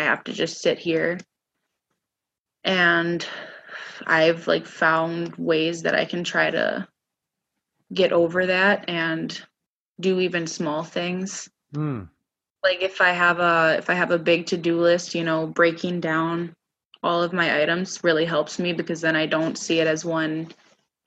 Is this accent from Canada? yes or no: no; Minneapolis, Minnesota, United States; moved away as an adult; now in Grand Forks, United States; I originally came from Minneapolis.